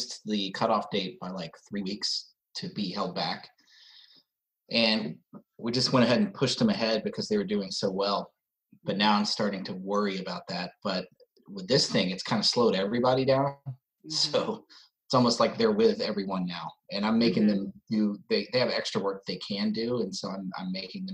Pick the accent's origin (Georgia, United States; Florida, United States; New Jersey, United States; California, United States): Georgia, United States; Atlanta; also born or lived in New York City; I was born in New York City, and when I was really little, moved to Atlanta